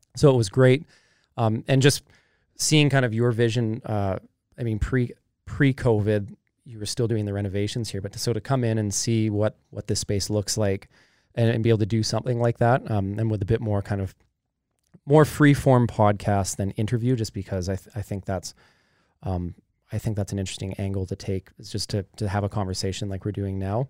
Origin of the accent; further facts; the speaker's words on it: Kamloops, British Columbia, Canada; growing up in Kamloops